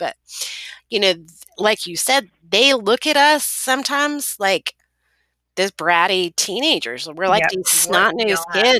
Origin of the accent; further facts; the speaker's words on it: Florida, United States; also born or lived in Maryland / Georgia / Tennessee; I was born in Maryland, raised here in Florida. I've lived in Georgia, Tennessee